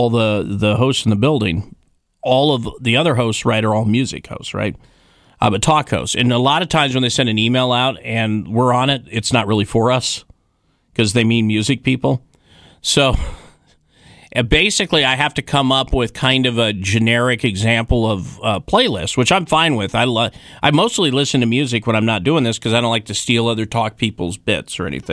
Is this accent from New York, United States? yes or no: no; Wyoming, United States; when I was growing up in Wyoming